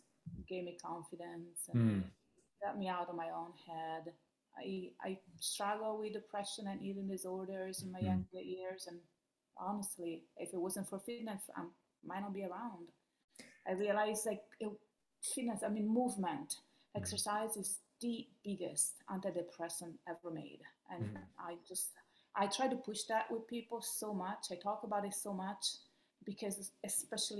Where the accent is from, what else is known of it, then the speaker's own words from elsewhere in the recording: Rome, Lazio, Italy; English is a second language; moved away as an adult; also born or lived in Miami Beach, United States; now in United States; I'm from Rome, Italy. That's where I grew up.